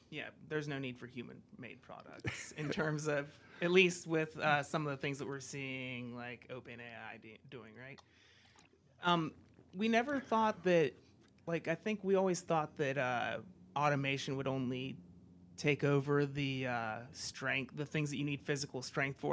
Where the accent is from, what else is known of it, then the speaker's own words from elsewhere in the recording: United States; moved away; I come from the States